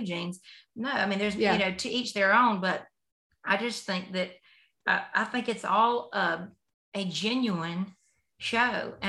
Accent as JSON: {"language": "English", "region": "Deep South", "country": "United States", "tie": "born or raised there", "said": "I grew up in the Deep South"}